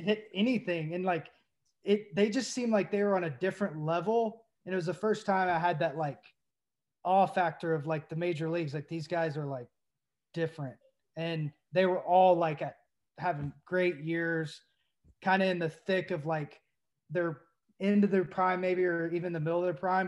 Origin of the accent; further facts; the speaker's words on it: Knoxville, Tennessee, United States; I grew up in Knoxville, there was no Pirates